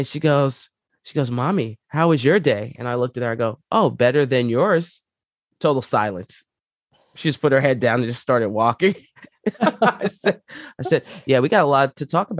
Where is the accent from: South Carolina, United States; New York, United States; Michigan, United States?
New York, United States; New York City; moved away as an adult; also born or lived in Palmdale, California; growing up there, I grew up in Co-op City